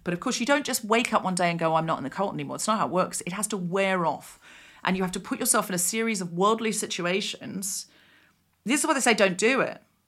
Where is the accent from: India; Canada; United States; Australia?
Australia; I'd had a pretty, you know, quote-unquote standard, whatever that means, childhood, growing up in Australia